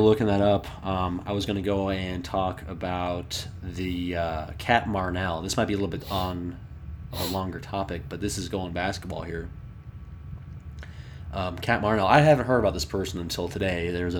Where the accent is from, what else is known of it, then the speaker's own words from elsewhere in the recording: Bethesda, Maryland, United States; I grew up on the Bethesda Potomac border